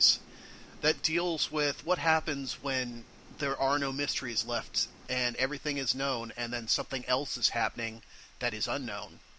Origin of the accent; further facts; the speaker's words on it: Florida, United States; I was born in Florida